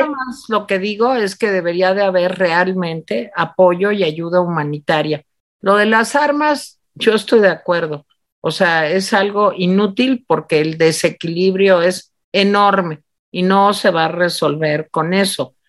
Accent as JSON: {"language": "Spanish", "country": "Mexico", "said": "nosotros mexicanos"}